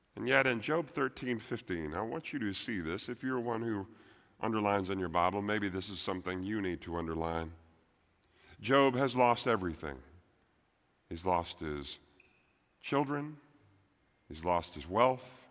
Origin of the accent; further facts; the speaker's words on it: Texas, United States; I'm a Texan first